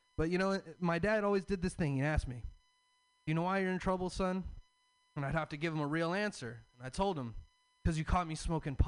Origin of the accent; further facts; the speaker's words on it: the South, United States; I'm from the South. I have a Southern